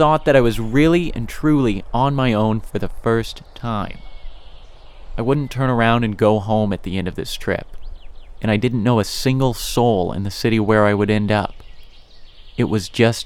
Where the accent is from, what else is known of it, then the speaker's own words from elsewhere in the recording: Indiana, United States; moved away as an adult; also born or lived in Oregon; driving out there from Indiana. It was my first job outside of my home state